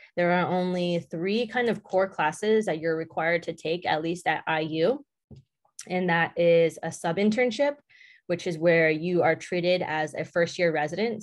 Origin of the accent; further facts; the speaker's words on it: Southern California, United States; moved away as an adult; now in Indiana, United States; I grew up in Southern California